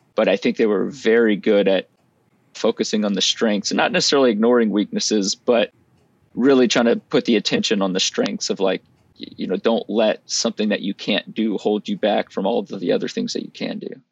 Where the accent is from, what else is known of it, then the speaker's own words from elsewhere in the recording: Lafayette, Louisiana, United States; moved away; I grew up in South Louisiana in Lafayette, and that's where we are now